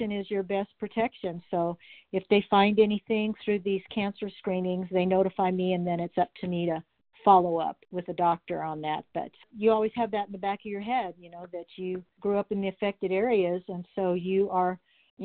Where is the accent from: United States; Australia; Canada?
United States; Flagstaff, Arizona; also born or lived in Winslow, Arizona / Prescott, Arizona; I am a native Arizonan. I was born in Winslow and I grew up in Flagstaff and Prescott